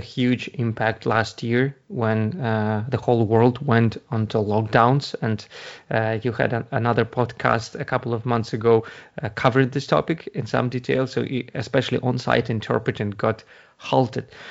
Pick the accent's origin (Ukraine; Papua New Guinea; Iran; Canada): Ukraine; English is a second language; moved away as an adult; now in Ireland; Originally, I'm from Ukraine. That's, that's, uh, where you get, uh, hear the accent, but I've been, uh, living in Ireland for the past eleven year, uh, eighteen years